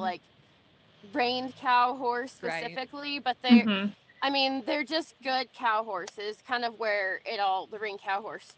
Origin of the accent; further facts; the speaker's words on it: Central Coast, California, United States; moved away as an adult; now in Texas, United States; growing up in California on the Central Coast is cow horse country